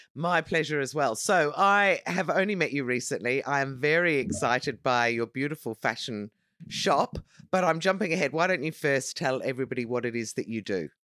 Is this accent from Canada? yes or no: no; Dublin, Leinster, Ireland; I am from Dublin